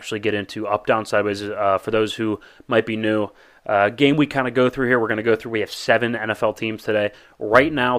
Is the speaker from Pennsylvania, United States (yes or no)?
yes; Pittsburgh, Pennsylvania, United States; We're from Pittsburgh